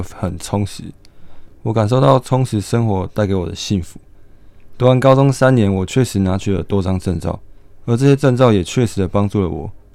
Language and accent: Chinese; Hualien, Hualien County, Taiwan; 我从小也是从花莲成长，是一个道地的花莲人